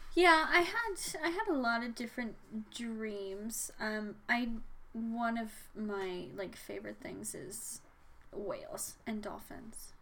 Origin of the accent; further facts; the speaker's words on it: Red Deer, Alberta, Canada; also born or lived in Saskatchewan; I moved to Deer from Saskatchewan when I was ten